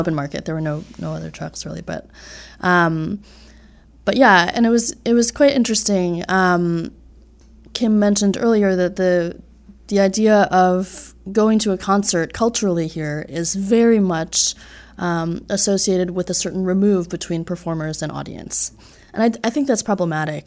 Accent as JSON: {"language": "English", "region": "just outside New York City", "country": "United States", "tie": "born or raised there", "moved": "as an adult", "lives_now": "Boston, United States", "said": "I grew up in New York, just outside New York City, and have been living in Boston for the last six years"}